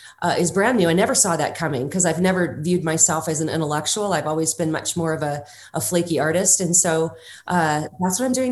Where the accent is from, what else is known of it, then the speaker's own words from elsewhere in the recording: Los Angeles, California, United States; I grew up in Los Angeles, California.